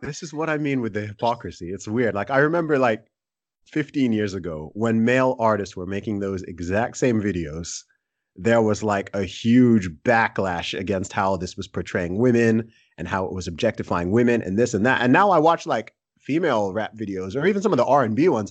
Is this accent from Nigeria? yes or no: yes; Nigeria; I'm Nigerian.